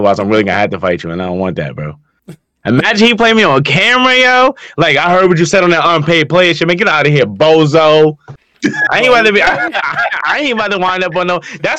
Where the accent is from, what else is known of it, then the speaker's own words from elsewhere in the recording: New Jersey, United States; I'm from Jersey.